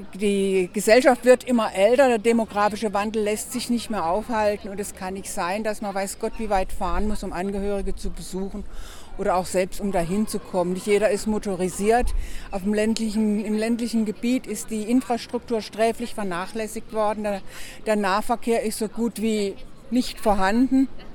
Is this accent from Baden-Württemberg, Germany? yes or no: yes; Oberkirch, Baden-Württemberg, Germany; ich bin gar nicht aus Kehl, ich bin aus Oberkirch